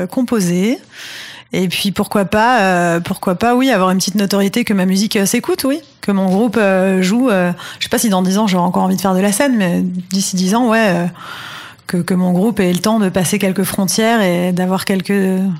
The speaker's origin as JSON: {"language": "French", "town": "Paris", "region": "Île-de-France", "country": "France", "lives_now": "Barcelona, Spain", "said": "Moi, je suis de Paris, j'ai mes amis là-bas. Si c'est pour vivre à Toulouse, je reste à Barcelone."}